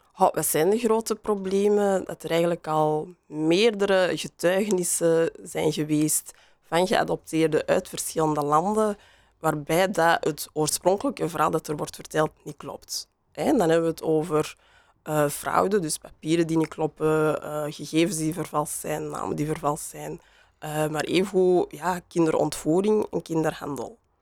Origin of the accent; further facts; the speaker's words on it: Antwerp, Flanders, Belgium; accent: Antwerps; ik kan mijn Antwerps accent niet meer verstoppen